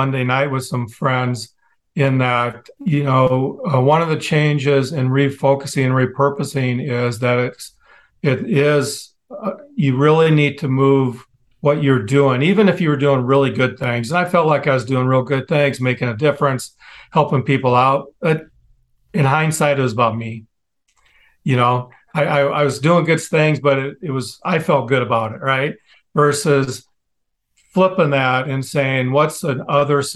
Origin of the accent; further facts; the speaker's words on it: Midwest, United States; I grew up in the Midwest